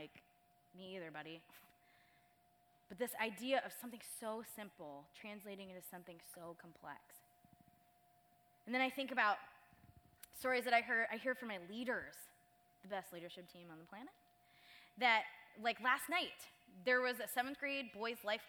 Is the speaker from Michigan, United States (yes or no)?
yes; Michigan, United States; moved away as an adult; now in Southern California, United States; I'm from Michigan